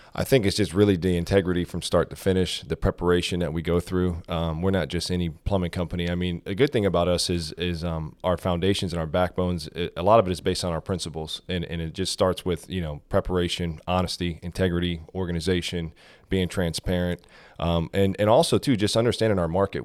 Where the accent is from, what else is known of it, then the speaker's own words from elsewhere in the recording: South Florida, United States; moved away as an adult; now in Georgia, United States; I was, uh, born and raised in South Florida